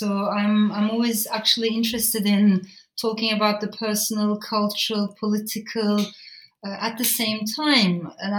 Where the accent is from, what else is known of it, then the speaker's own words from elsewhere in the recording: Strasbourg, Grand Est, France; I was born in France, in Strasbourg. And the first house that I grew up in was very different. It was full of immigrants, you know, liberal students, talking about revolution, social change, social justice.